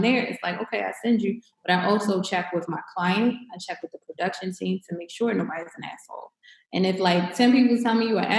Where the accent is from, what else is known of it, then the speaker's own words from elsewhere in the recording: Baltimore, Maryland, United States; I'm from Baltimore City, born and raised